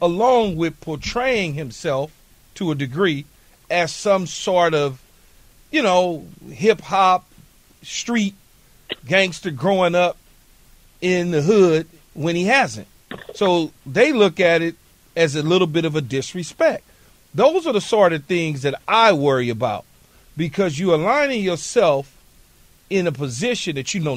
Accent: Los Angeles, California, United States; I'm from the West Coast. I'm from Los Angeles

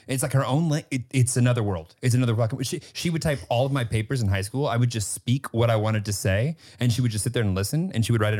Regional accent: Midwest, United States; I grew up in the Midwest.

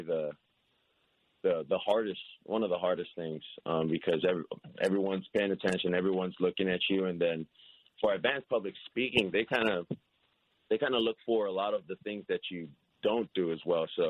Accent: Hawaii, United States; I'm from Hawaii

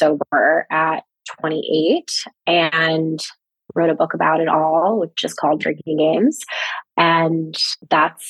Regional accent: New York, United States; now in Los Angeles, United States; I'm originally from New York

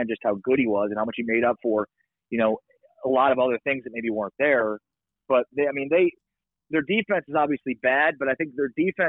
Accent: Chicago, Illinois, United States; now in Dallas, United States; I didn't grow up in Dallas. I grew up in Chicago

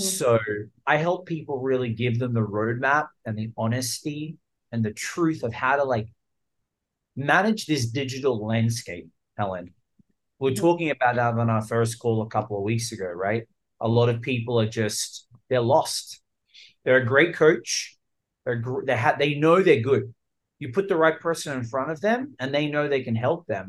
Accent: Australia; accent: Australian; also born or lived in Los Angeles, United States; now in Miami, United States; I was born in Australia. Let's clear up the Australian accent part

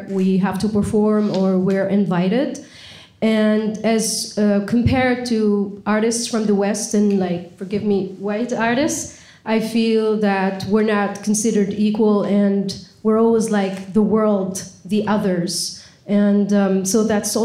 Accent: Tunisia; moved away as an adult; now in United States; I'm from Tunisia

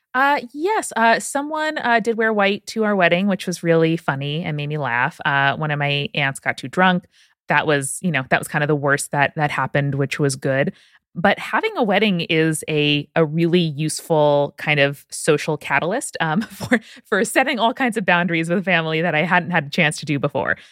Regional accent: Nassau County, Long Island, New York, United States; I am from Nassau County, Long Island, so about as anti-folksy as you can possibly get in the U S.

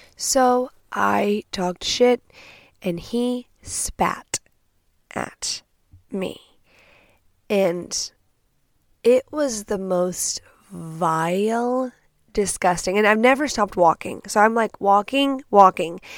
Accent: Texas, United States; I'm from Texas

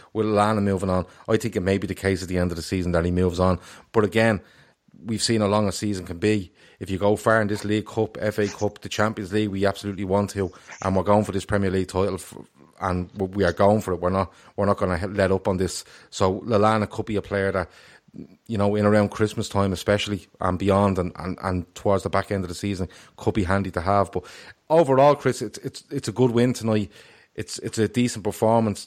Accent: Ireland; I was delighted as an Irishman

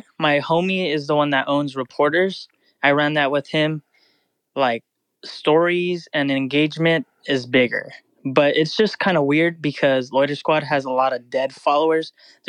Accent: Fresno, California, United States; Fresno, California.

